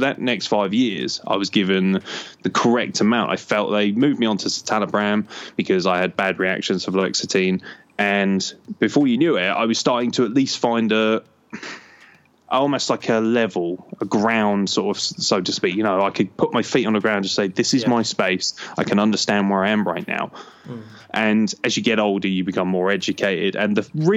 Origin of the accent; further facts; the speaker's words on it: Lincoln, East Midlands, United Kingdom; Lincoln City, which is my local team. I was born in Lincoln